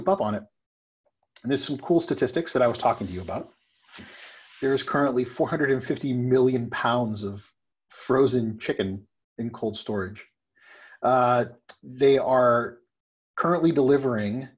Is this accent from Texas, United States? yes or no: yes; Texas, United States; also born or lived in Washington, D.C.; now in New Hampshire, United States; I'm a Texan.